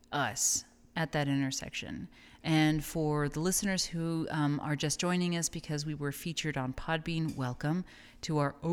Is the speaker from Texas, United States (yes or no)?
yes; El Paso, Texas, United States; And I'm originally from El Paso, so that for me was like a borderland exclusive thing.